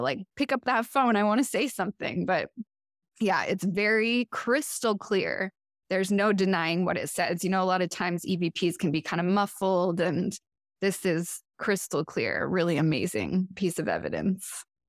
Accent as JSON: {"language": "English", "town": "Portland", "region": "Oregon", "country": "United States", "tie": "born or raised there", "moved": "yes", "lives_now": "Chicago, United States", "said": "from Portland, Oregon, which is where I had grown up."}